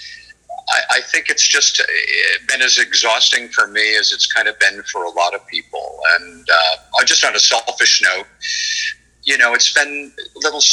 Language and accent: English; Los Angeles, California, United States; because I grew up in Los Angeles, I actually had a chance to start performing professionally early